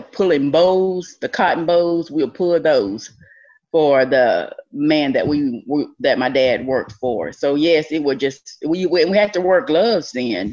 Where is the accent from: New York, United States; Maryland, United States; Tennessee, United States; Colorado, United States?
Tennessee, United States; Rutherford; also born or lived in Dresden, Tennessee; I grew up in Rutherford, Tennessee.